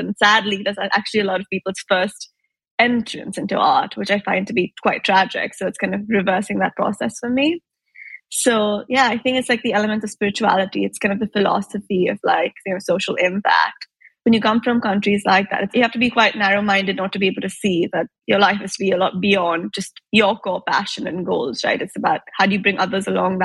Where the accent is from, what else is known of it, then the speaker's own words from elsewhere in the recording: Mumbai, Maharashtra, India; moved away as an adult; also born or lived in Chicago, United States / Italy; I grew up in Mumbai